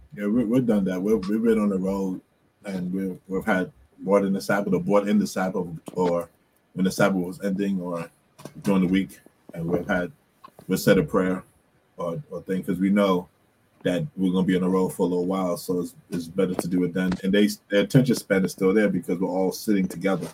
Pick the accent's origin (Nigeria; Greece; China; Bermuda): Bermuda; we used to have family worship growing up in Bermuda